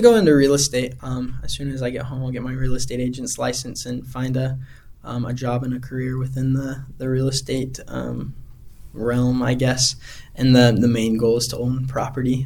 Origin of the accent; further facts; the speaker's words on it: Heber City, Utah, United States; moved away as an adult; also born or lived in Amarillo, Texas / Alaska; now in Anchorage, United States; growing up in Heber